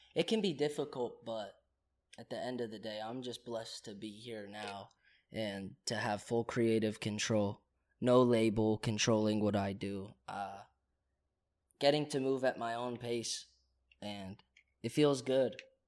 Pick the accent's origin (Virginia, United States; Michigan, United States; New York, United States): Virginia, United States; moved away as an adult; also born or lived in Oklahoma / Charlottesville; now in Los Angeles, United States; I grew up in Virginia, but I was born in Oklahoma